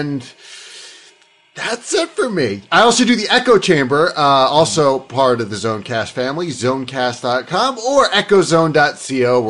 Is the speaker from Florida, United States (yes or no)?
yes; West Palm Beach, Florida, United States; my hometown of West Palm Beach